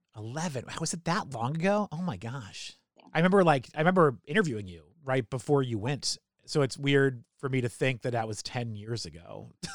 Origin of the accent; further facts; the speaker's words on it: Salem, New Hampshire, United States; for high school, I, mean, I was uh, Salem High School in New Hampshire